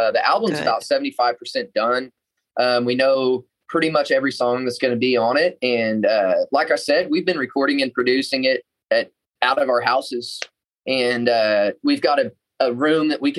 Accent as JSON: {"language": "English", "region": "just outside of Oklahoma City", "country": "United States", "tie": "born or raised there", "said": "I'm from just outside of Oklahoma City, kind of a suburb. And I actually got to work on my grandparents' farm a lot growing up"}